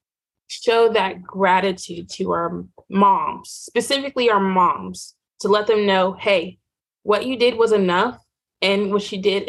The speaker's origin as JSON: {"language": "English", "region": "Southwest Virginia", "country": "United States", "tie": "born or raised there", "said": "growing up in Southwest Virginia"}